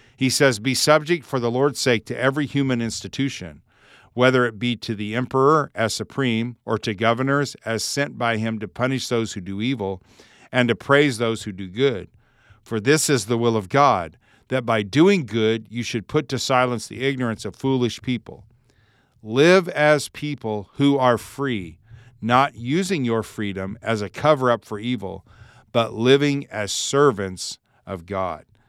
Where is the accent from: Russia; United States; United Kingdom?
United States; I'm an American, uh, I live in the United States